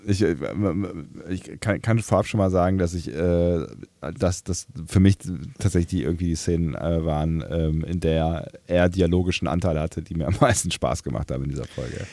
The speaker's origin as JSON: {"language": "German", "country": "Germany", "said": "bei uns in Deutschland"}